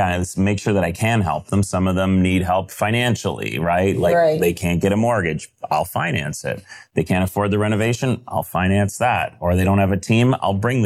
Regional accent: Canada; I'm Canadian

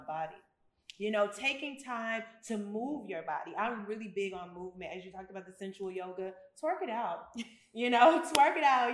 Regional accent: United States; moved away as an adult; also born or lived in Memphis, Tennessee / Chicago, Illinois / Atlanta, Georgia; now in Ghana; So I literally grew up in both, both Memphis and Chicago

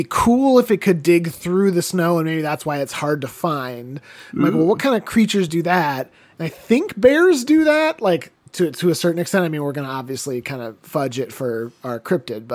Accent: Wisconsin, United States; born or raised there

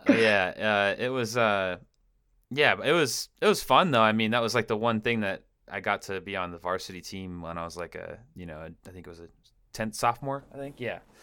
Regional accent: Washington, United States; I grew up in Washington State, actually.

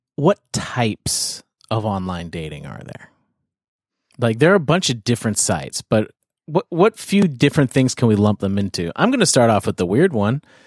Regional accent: Canada; moved away; also born or lived in United States

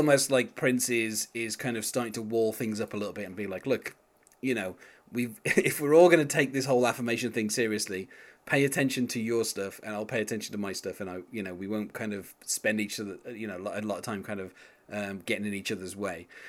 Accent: England, United Kingdom; being English like myself

